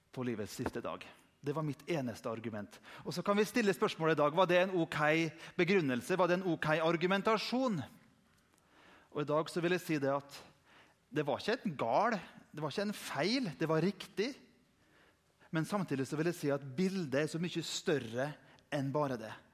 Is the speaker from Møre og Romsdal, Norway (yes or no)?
yes; Indre Nordmøre, Møre og Romsdal, Norway; der jeg kommer fra på Indre Nordmøre